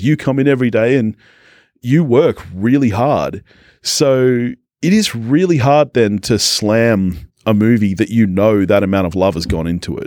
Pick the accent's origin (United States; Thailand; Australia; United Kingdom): Australia; we're Aussie